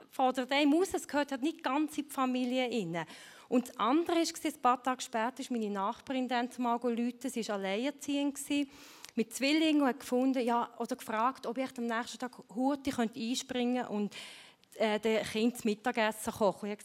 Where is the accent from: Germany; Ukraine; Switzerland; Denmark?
Switzerland; Meine Eltern sind Ungarn, ich bin hier in der Schweiz aufgewachsen, aber wir hatten immer ein offenes Haus bei uns.